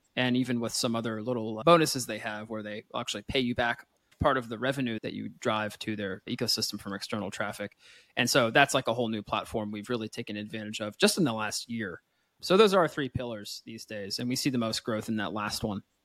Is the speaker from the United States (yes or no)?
yes; Pennsylvania, United States; now in France; I'm from Pennsylvania, though I do live here in France